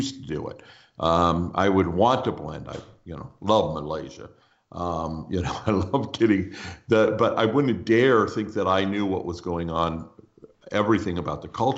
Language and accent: English; United States; one thing I know I am is an American. Like it or not, you know, it's, you know, I've got, you know, 6 decades of practice being an American.